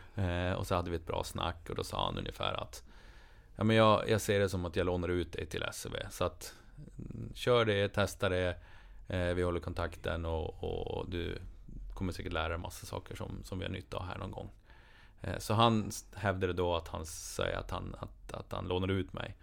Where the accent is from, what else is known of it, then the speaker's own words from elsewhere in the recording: Boden, Norrbotten County, Sweden; hemma i Boden